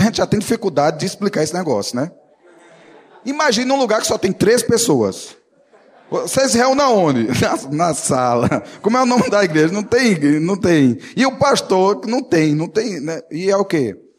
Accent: Northeast Region, Brazil; como nordestino, vivo num lugar assim mais seco

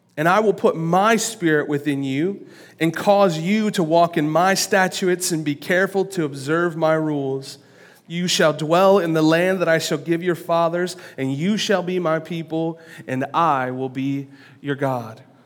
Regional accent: Lansing, Michigan, United States; I was born on April twenty-ninth, nineteen eighty-nine, at Sparrow Hospital

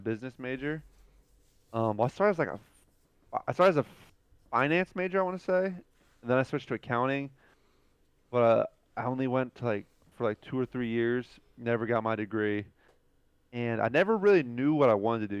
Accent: New Jersey, United States; moved away; I grew up in Jersey

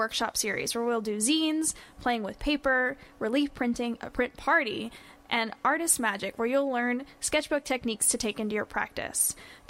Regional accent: Tyler, Texas, United States; I am from Tyler

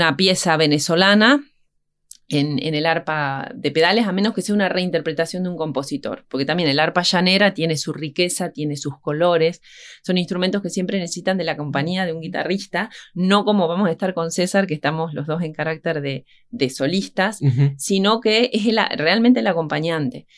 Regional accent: Concepción del Uruguay, Entre Ríos, Argentina; Yo soy de Concepción del Uruguay y empecé a estudiar el arpa allí a los nueve años

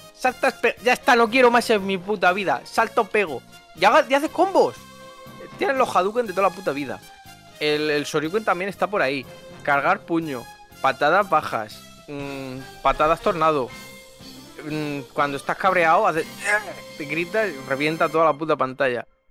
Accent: Murcia, Region of Murcia, Spain; soy de Murcia

